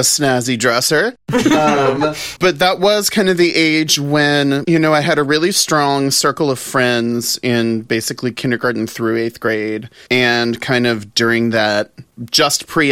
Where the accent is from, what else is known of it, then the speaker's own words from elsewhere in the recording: the South, United States; growing up in the South